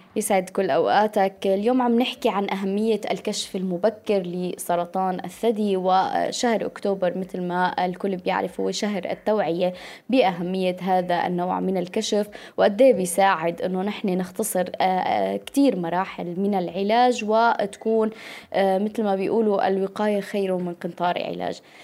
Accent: Syria; نحن بظروفنا كسوريين

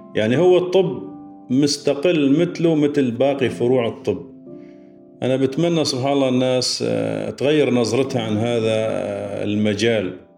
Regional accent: Syria

